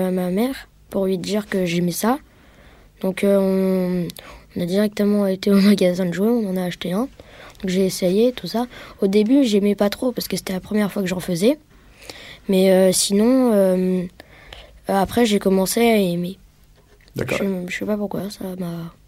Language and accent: French; Bois-Colombes, Île-de-France, France; je viens de Bois-Colombes, c'est près de Paris